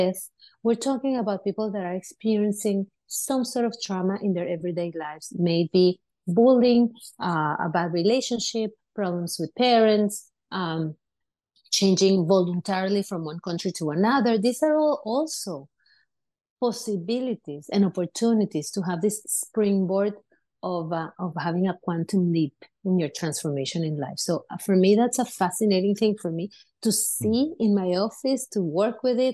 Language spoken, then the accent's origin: English; Venezuela; now in United States; I grew up in Venezuela and I grew up in a community of a lot of immigrants